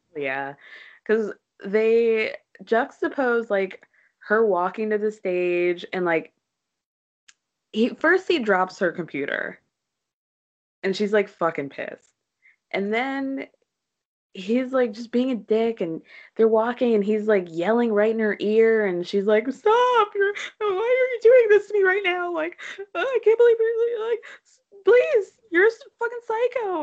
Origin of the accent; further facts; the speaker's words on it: New York, United States; as a New Yorker